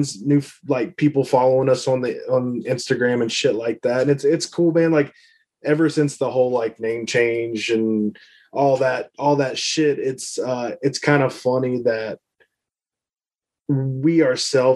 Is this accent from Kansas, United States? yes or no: no; near Lexington, Kentucky, United States; we're Lexington. It's just Lexington, Kentucky. it's where University of Kentucky is. So we'll just go with that, 'cause that's the closest thing to us.